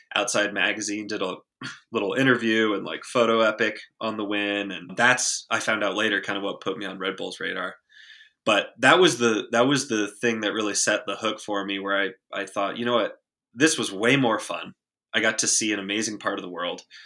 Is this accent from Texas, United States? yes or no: yes; small town outside Austin, Texas, United States; I grew up in a very small town about twenty minutes outside of Austin, Texas, the rural Texas Hill Country